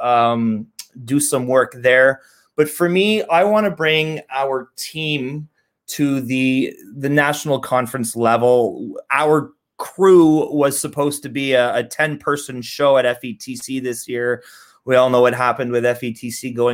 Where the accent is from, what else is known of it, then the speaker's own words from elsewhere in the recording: Canada; I'm from Canada.